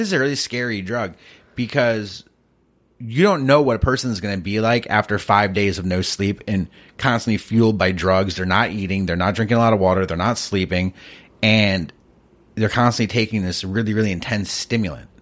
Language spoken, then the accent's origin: English; East Coast, United States; I grew up in the East Coast